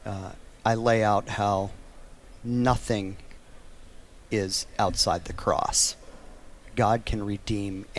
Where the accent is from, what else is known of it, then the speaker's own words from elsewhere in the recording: Lemmon, South Dakota, United States; also born or lived in Wyoming; there's a little town where I was born in Wyoming and raised in the Dakotas, little tiny town called Lemon